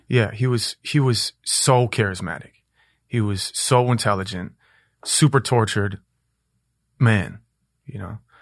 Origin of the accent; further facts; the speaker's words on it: Minneapolis, Minnesota, United States; I was born in Minneapolis uh, in Powderhorn which was like a super super hood place in the in the in the uh, 80s and 90s.